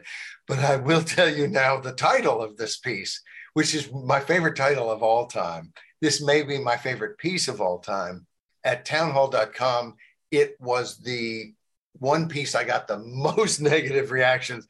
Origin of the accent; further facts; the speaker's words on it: Arkansas, United States; also born or lived in New Jersey; now in Virginia, United States; I moved from New Jersey when I was 8 years old to Arkansas